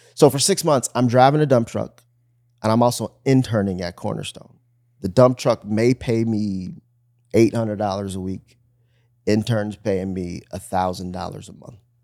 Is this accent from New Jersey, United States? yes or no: no; Bloomfield, Michigan, United States; moved away; also born or lived in Miami; I grew up in Bloomfield, Michigan, which is super suburbia